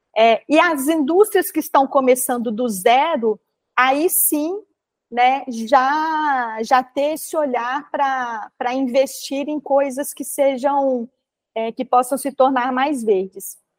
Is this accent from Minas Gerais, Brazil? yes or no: yes; Minas Gerais, Brazil; como boa mineira que sou